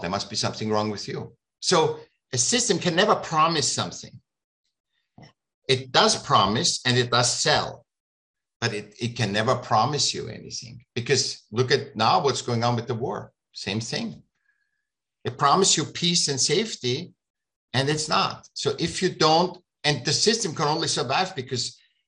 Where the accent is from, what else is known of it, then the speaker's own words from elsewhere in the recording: Vienna, Austria; moved away as an adult; now in California, United States; I grew up in Vienna. I was born in Vienna. And I came here when I was 18.